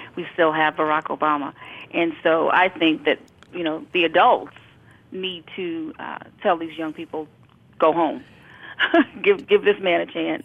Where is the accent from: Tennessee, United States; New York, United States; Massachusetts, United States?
New York, United States; New York City; I was raised in Brooklyn, New York.